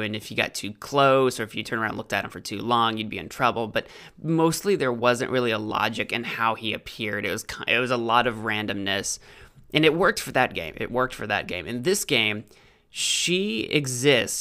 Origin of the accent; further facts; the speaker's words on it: United States; I'm an American